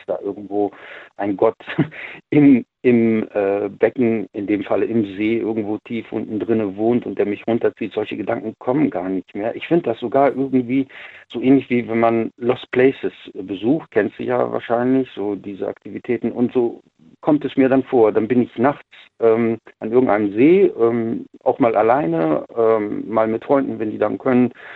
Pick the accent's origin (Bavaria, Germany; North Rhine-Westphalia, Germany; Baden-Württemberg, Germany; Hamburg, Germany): North Rhine-Westphalia, Germany; ich komme ja aus NRW